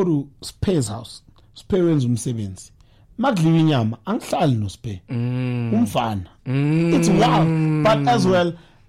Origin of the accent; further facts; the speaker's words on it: Johannesburg, Gauteng, South Africa; moved away as an adult; now in KwaZulu-Natal, South Africa; Yeah, we live there. So, because I grew up in Joburg, my Zulu is accommodating to Sotho, Tswana, Shana.